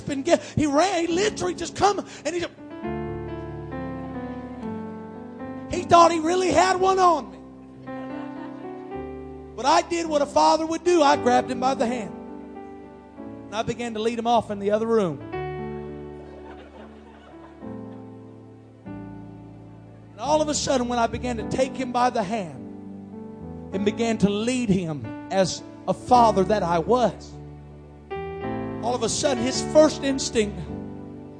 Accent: Iowa, United States; we're from Iowa

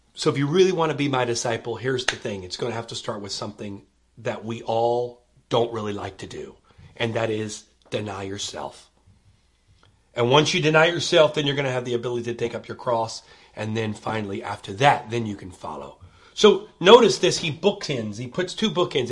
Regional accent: United States

